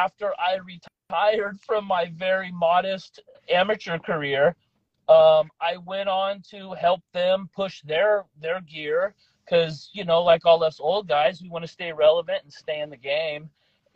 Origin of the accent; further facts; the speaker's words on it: San Diego, California, United States; I'm from San Diego, California, and I'm the owner and operator of Trident Fight Gear